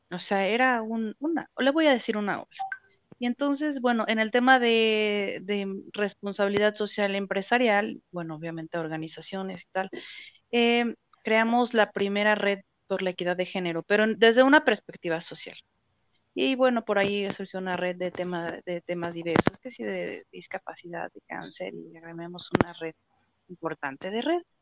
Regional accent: Mexico City, Mexico; now in Guadalajara, Mexico; Yo llegué a Guadalajara, Jalisco, hace casi nueve años. Vengo de la Ciudad de México. Yo creo que el día uno ya era yo de aquí

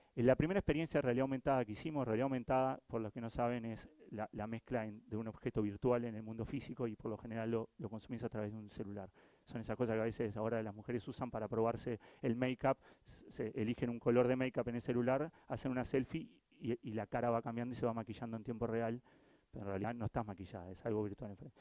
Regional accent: Uruguay; soy Uruguay

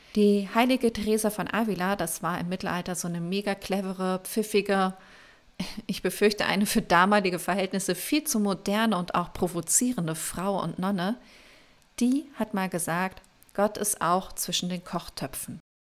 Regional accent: Germany; bei uns in Deutschland

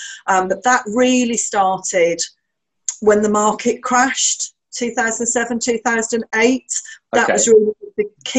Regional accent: Birmingham, West Midlands, United Kingdom; In Birmingham.

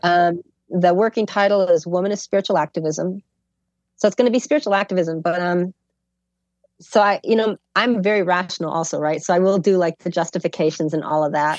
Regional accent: Chicago, Illinois, United States; I'm from Chicago

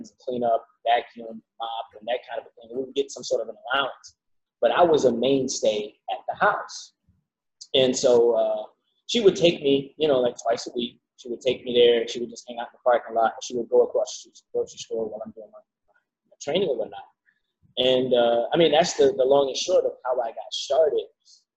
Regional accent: Savannah, Georgia, United States; born or raised there; moved away; also born or lived in Miami

